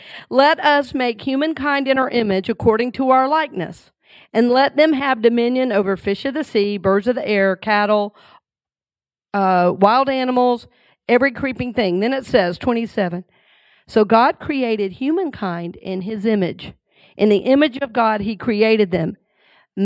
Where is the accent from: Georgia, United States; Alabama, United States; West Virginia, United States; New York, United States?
Georgia, United States; Red Oak; growing up in Red Oak, Georgia